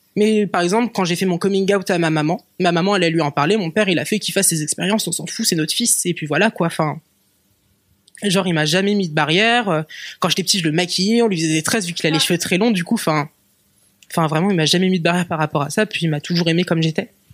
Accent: Rennes, Brittany, France; J'ai grandi à Rennes, euh, en Bretagne.

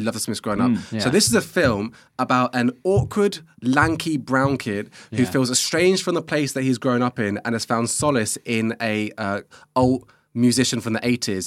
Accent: Luton, East of England, United Kingdom; Bronson is from my hometown

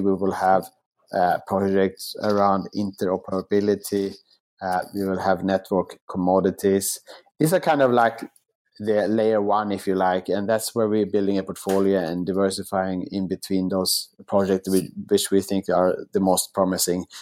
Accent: Sweden; moved away as an adult; also born or lived in Asia / New York / Singapore; now in Melbourne, Australia; in my home country of Sweden

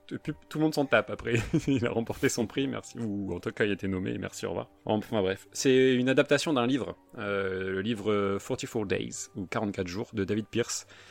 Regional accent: the North, Hauts-de-France, France; comme on est du Nord

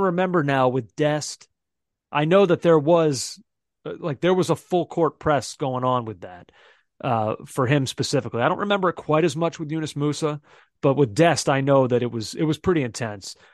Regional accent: United States; as American fans and analysts

